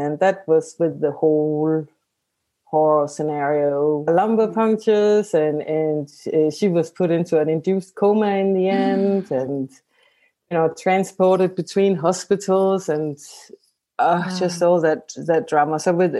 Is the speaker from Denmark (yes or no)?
yes; Denmark; So I'm from Denmark.